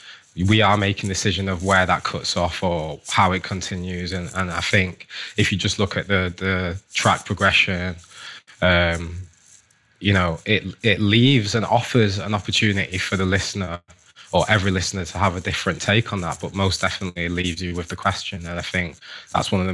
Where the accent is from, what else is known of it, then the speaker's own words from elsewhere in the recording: United Kingdom; us ourselves being Black British, you know, first generation here, second generation, you know, first generation, like Britons, our parents may not have been born here, certainly ours weren't